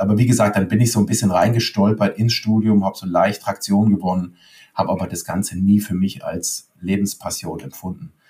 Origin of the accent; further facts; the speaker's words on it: Leimen, Baden-Württemberg, Germany; Ich komme aus Leim, bin mit Boris Becker quasi door-to-door -door aufgewachsen